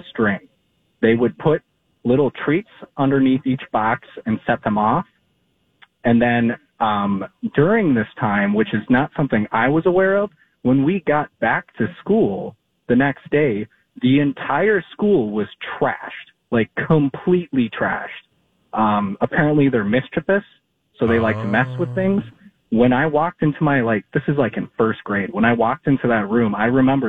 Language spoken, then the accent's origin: English; Colorado, United States; I grew up in Colorado